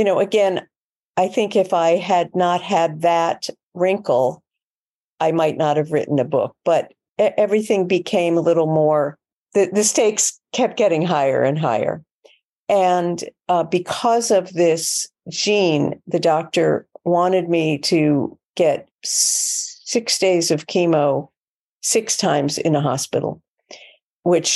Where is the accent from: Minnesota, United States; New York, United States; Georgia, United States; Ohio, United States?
New York, United States; New York City; I'm a New Yorker